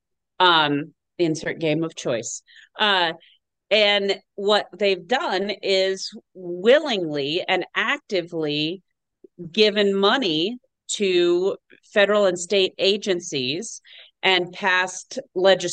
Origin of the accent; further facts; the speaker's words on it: Southern California, United States; now in Colorado, United States; I was born and raised in Southern California